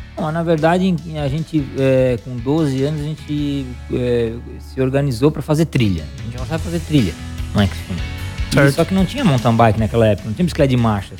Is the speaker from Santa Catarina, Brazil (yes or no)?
yes; Criciúma, Santa Catarina, Brazil; eu sou de Criciúma, né? Natural de Criciúma